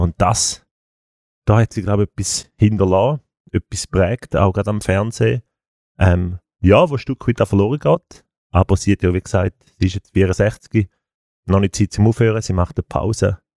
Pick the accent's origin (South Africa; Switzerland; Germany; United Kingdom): Switzerland; als Schweizer